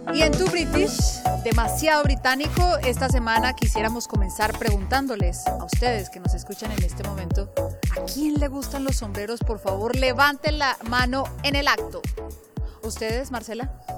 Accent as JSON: {"language": "Spanish", "country": "Colombia", "moved": "yes", "lives_now": "London, United Kingdom", "said": "yo soy colombiana y en mi país lo que sé es que se tiene un bebé con un médico"}